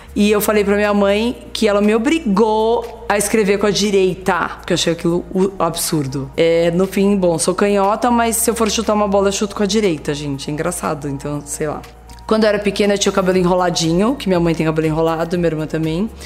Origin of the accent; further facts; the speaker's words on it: Bauru, São Paulo, Brazil; moved away as an adult; eu morava no interior